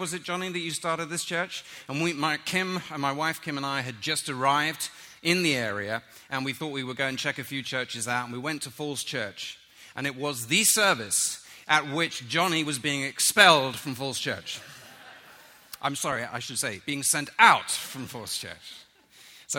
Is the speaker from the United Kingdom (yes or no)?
yes; London, United Kingdom; moved away; I grew up in London